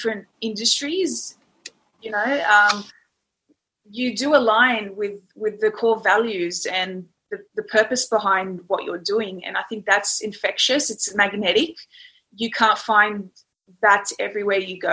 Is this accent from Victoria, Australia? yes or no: no; Sydney, New South Wales, Australia; I was born in Sydney, Australia, very loving family.